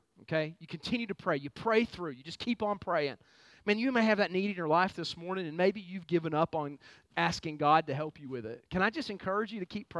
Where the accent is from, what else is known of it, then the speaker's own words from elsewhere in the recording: United States; I'm a proud American